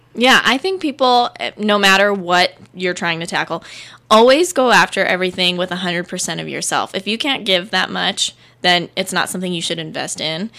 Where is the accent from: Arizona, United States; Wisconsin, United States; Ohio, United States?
Arizona, United States; I'm from Arizona.